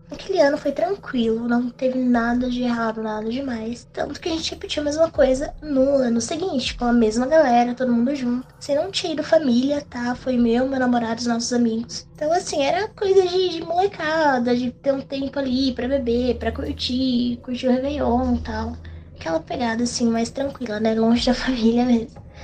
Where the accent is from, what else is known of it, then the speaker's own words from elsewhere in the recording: Mogi das Cruzes, São Paulo, Brazil; Eu sou de Mogi das Cruzes, São Paulo.